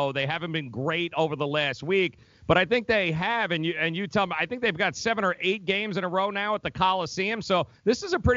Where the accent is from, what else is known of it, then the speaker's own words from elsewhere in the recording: Ireland; I grew up in Ireland.